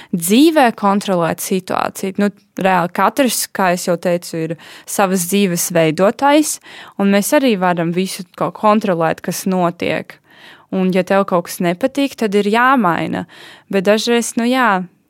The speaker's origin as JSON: {"language": "Latvian", "country": "Latvia", "said": "es esmu no Latvijas"}